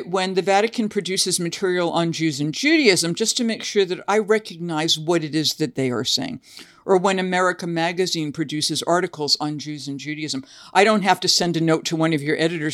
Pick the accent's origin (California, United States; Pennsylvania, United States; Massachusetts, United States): Massachusetts, United States; now in Tennessee, United States; I now live in Tennessee, but I grew up in Massachusetts